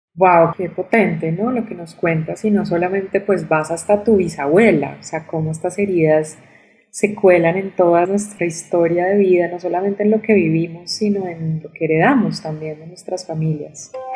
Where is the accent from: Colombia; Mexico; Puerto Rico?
Colombia; nosotras como colombianas